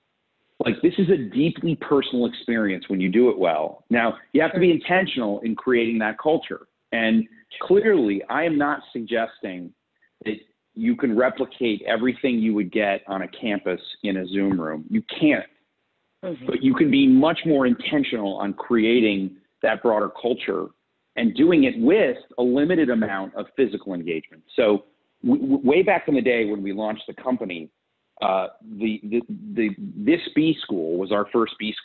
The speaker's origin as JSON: {"language": "English", "region": "South Florida", "country": "United States", "tie": "born or raised there", "also_born_or_lived": "Fort Lauderdale", "said": "I grew up in South Florida"}